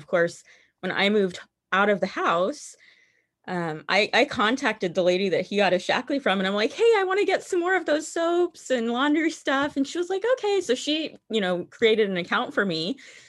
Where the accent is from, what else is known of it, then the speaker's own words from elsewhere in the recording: Missouri, United States; also born or lived in Utah / Nevada / Kansas / New Mexico; Missouri the longest. So that's where I say I'm from, even though that is not where I was born. So I was born in Utah, but we only lived there for like my first 18 months.